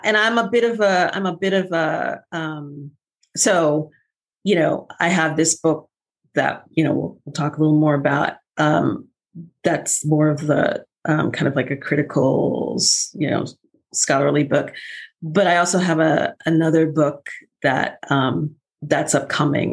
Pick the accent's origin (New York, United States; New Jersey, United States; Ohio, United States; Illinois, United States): New York, United States; New York City; moved away as an adult; also born or lived in Los Angeles; I was born and raised in Brooklyn